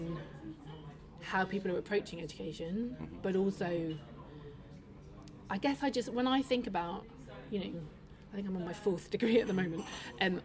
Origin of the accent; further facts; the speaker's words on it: Manchester, North West England, United Kingdom; moved away as an adult; also born or lived in London; now in Manchester, United Kingdom; I'm from Manchester